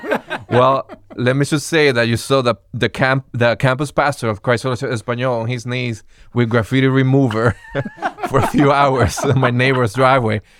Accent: Venezuela; English is a second language; now in United States; I'm originally from Venezuela, and coming to the United States

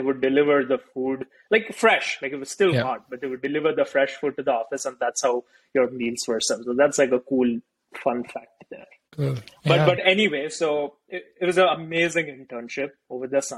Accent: India; moved away as an adult; growing up in India

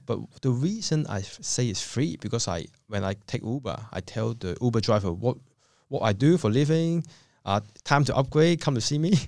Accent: Hong Kong; moved away as an adult; now in Australia; I come from Hong Kong. I came to Australia in two thousand two.

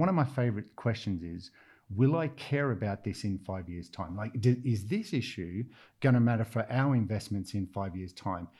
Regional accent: Australia; accent: Australian; now in London, United Kingdom; I'm Australian from the accent

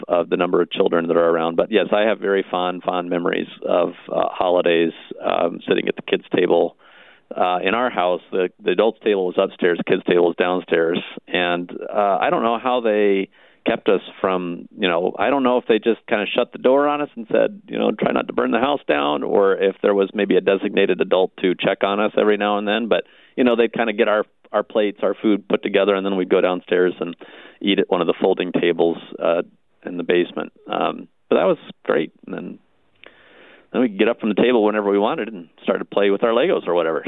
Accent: Ottumwa, Iowa, United States; I grew up in Ottumwa

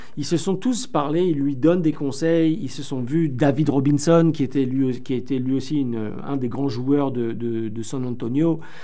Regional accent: France; accent: French; mon petit accent français

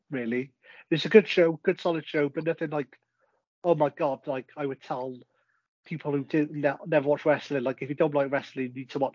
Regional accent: United Kingdom; I'm a British wrestling fan

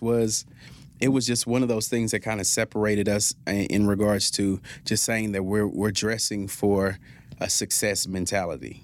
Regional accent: Fort Worth, Texas, United States; also born or lived in Lewisville, Texas; I grew up in Stop Six, Fort Worth

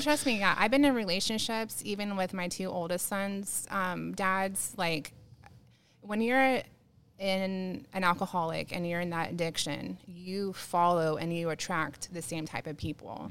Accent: San Diego, California, United States; now in Banning, United States; I grew up in, I'm born and raised in San Diego

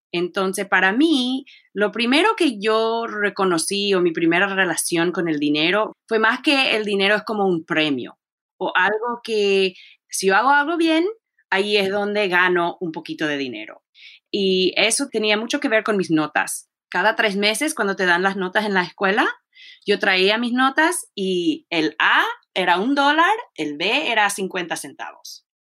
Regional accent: College Park, Maryland, United States; Y yo crecí en College Park, Maryland

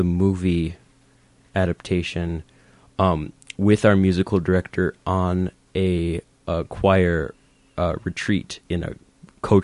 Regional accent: Northfield, Minnesota, United States; growing up in Northfield

